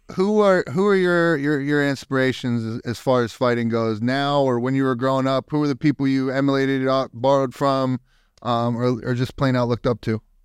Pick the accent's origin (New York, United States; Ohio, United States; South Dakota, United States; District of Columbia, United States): Ohio, United States; Youngstown; now in Texas, United States; I'm from up north. I'm from Young, Youngstown, Ohio